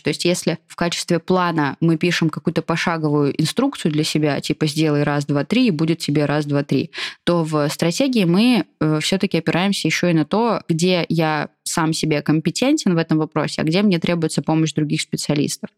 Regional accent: Kaliningrad Oblast, Russia; moved away; я из Калининградской области

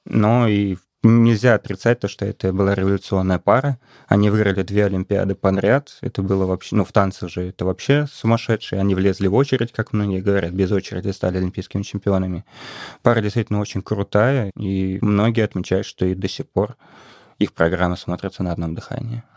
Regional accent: Saint Petersburg, Russia; я из Петербурга

